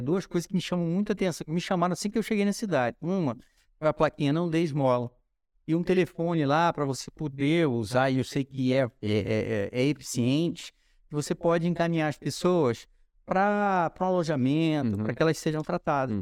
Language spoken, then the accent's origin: Portuguese; Rio de Janeiro, Brazil; accent: carioca; moved away as an adult; also born or lived in São Paulo / Angola; eu fui criado no Rio de Janeiro